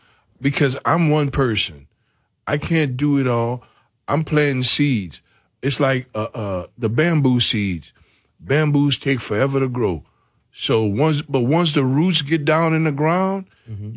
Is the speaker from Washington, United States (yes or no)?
no; Macomb, Louisiana, United States; I'm homegrown from Macomb